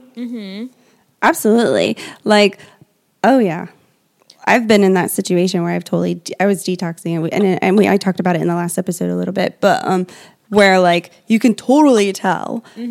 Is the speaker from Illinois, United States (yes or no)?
no; Indiana, United States; our family, we're from Indiana